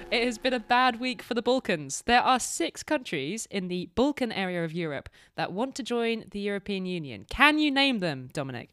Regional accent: United Kingdom; as proud British citizens

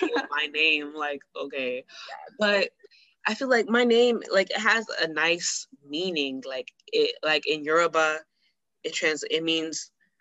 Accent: United States; I was born and raised in America

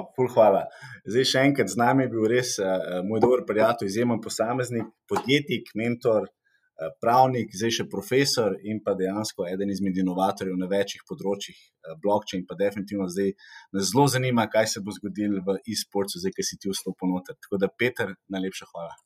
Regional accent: Slovenia; smo Slovenci

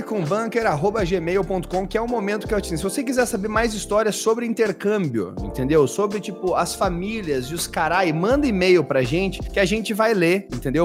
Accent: Brazil; also born or lived in Germany; eu sou brasileiro

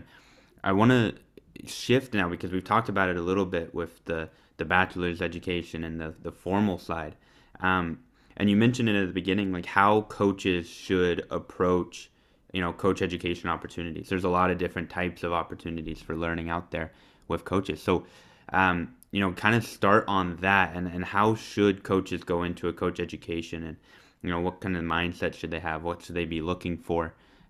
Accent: Brazil; English is a second language; growing up in the Brazilian countryside doesn't represent, you know, everyone that grew up in Brazil.

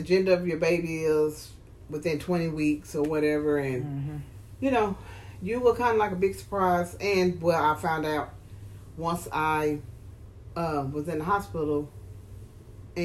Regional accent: Dallas, Texas, United States; And we grew up in Dallas.

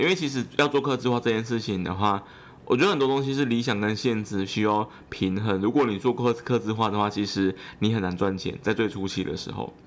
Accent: Yilan County, Taiwan; 我是宜兰人

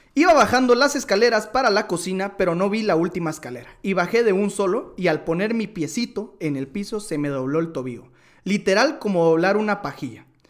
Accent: Guatemala; como buenos chapines

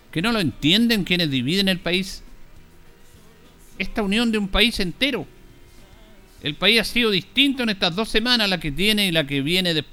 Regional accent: Chile; No es entender de que todos somos chilenos, ni valemos más ni menos, independiente de cómo pensemos políticamente, aunque estemos o no estemos en un gobierno. Todos somos chilenos.

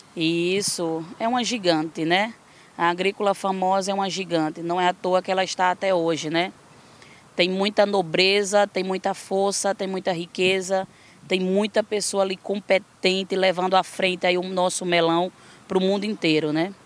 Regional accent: Florânia, Rio Grande do Norte, Brazil; also born or lived in Mossoró, Rio Grande do Norte; eu sou nascida em Florânia, uma pequena cidade no Rio Grande do Norte

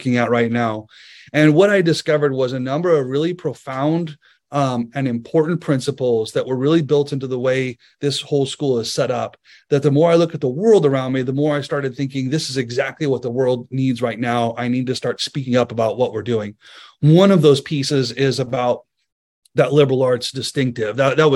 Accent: United States; as an American

